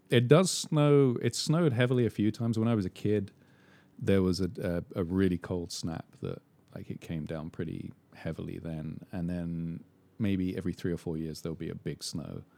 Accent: England, United Kingdom; moved away; growing up in England in the seventies

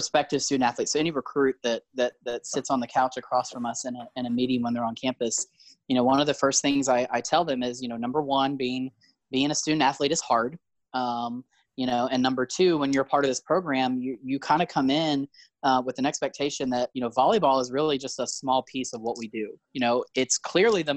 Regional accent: Fredericksburg, Virginia, United States; moved away; I'm from Fredericksburg, Virginia, which is like a suburb of DC now, essentially.

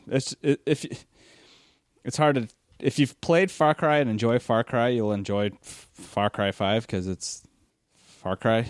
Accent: United States; as an American

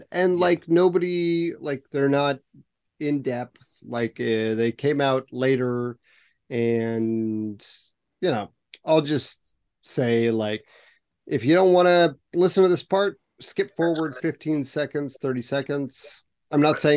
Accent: United States; when I look at it as an American

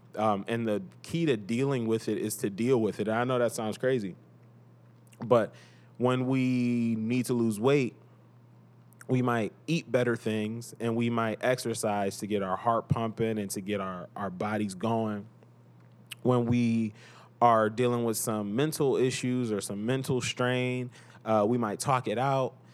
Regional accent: Cleveland, Ohio, United States; I am from Cleveland, Cleveland, Ohio.

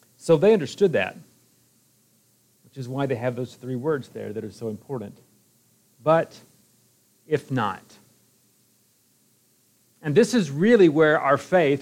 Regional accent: Alabama, United States; moved away as an adult; also born or lived in Iowa; now in Kumamoto, Japan; I'm from Alabama

